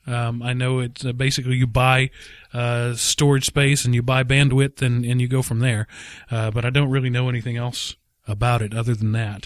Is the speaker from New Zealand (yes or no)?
no; Texas, United States; we're from Texas